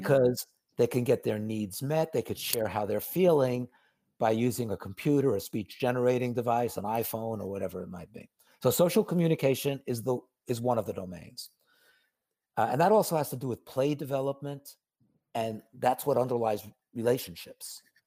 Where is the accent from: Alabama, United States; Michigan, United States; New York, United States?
New York, United States; New York City; I grew up in New York, so I know the city well